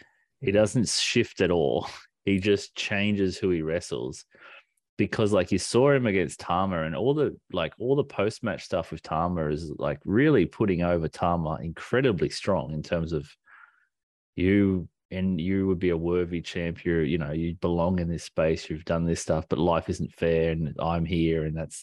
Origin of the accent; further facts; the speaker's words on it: Australia; we're Australian.